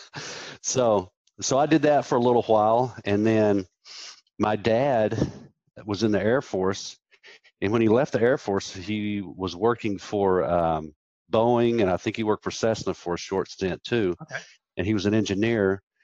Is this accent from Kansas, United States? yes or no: yes; Wichita, Kansas, United States; I was born in Wichita, Kansas